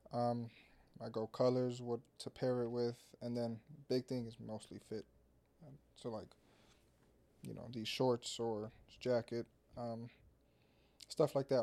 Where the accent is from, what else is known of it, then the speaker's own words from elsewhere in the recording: Orlando, Florida, United States; growing up in Orlando